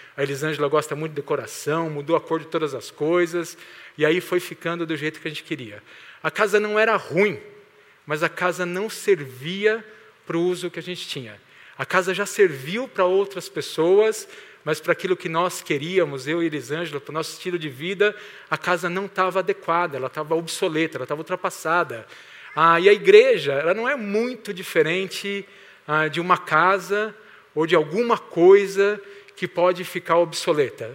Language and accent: Portuguese; Santo André, São Paulo, Brazil; moved away as an adult; also born or lived in Mauá / São Bernardo do Campo; now in Maringá, Brazil; eu nasci aqui em Santo André, eu sou santo andréense, acho que é assim que fala. Ah, morei 46 anos por aqui, nessa região